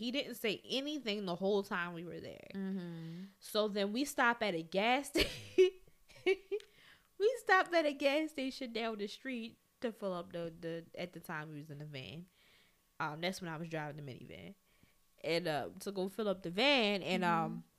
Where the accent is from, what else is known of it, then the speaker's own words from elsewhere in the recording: Baltimore, Maryland, United States; I'm from West Baltimore. I cut people.